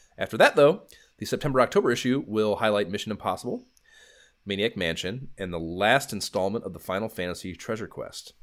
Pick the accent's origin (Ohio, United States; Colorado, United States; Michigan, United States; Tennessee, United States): Ohio, United States; near Cleveland; I'm thirty minutes from Cleveland